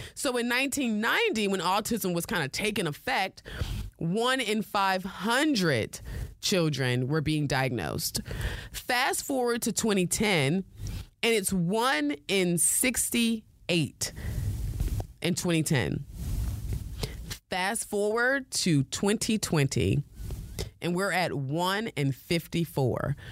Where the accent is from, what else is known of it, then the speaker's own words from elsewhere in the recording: United States; accent: American; my American accent